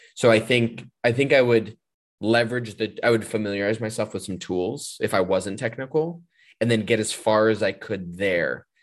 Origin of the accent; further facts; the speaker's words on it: California, United States; I'm a Californian